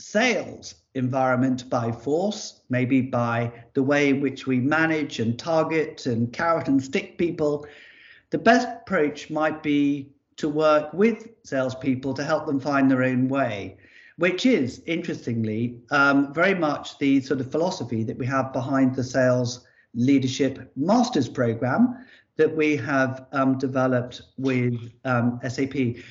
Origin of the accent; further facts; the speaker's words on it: Ascension Island; born there; I was born in Ascension Island. This is where I came into the world.